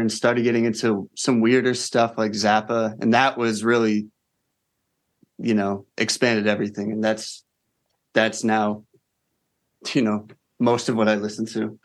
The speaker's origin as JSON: {"language": "English", "region": "New Jersey", "country": "United States", "tie": "born or raised there", "said": "as like a white boy growing up in New Jersey"}